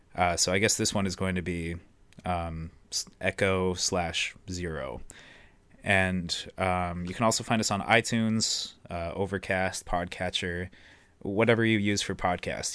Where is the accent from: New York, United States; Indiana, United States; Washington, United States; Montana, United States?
Montana, United States; Billings; also born or lived in Missoula, Montana; I'm also from Billings, Montana, same hometown as Riley